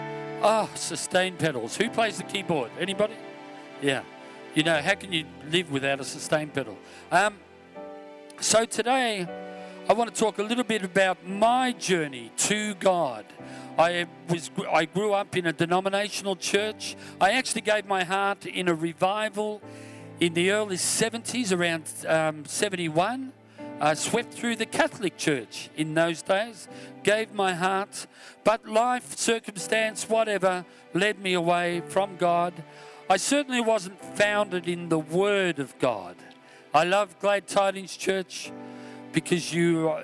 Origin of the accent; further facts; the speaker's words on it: Australia; I'm from Australia, of course.